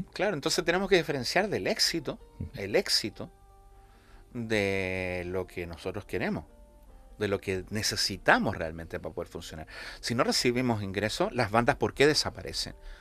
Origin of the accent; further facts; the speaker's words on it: Santiago, Santiago Metropolitan Region, Chile; moved away as an adult; also born or lived in La Laguna, Canary Islands, Spain; now in Canary Islands, Spain; yo nací en Santiago de Chile, estuve allí hasta, terminé la licenciatura a los 21 años